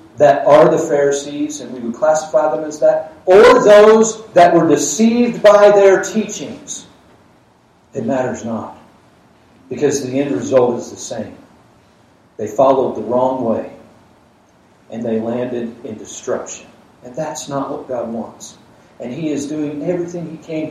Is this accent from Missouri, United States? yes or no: no; Georgia, United States; I grew up in Georgia